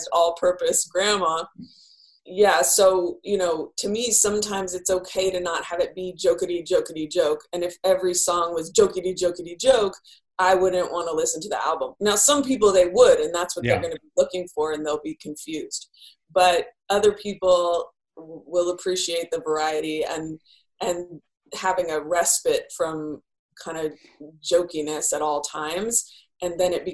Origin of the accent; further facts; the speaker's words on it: Bay Area, California, United States; now in Los Angeles, United States; I grew up in the Bay Area